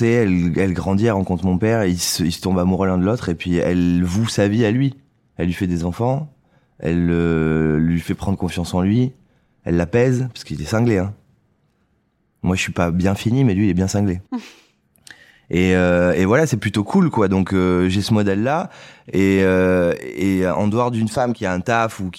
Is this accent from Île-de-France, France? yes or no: no; Saint-Émilion, Nouvelle-Aquitaine, France; moved away as an adult; Je suis parti de Saint-Émilion il y a, il y a six ans.